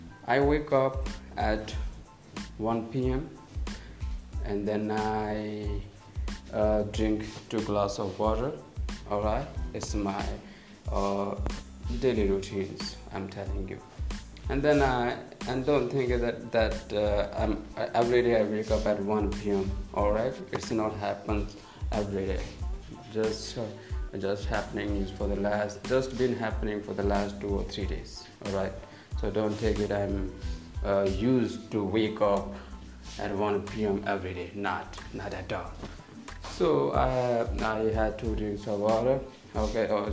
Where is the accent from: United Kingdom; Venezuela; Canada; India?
India; Chandigarh; I'm from India, from Chandigarh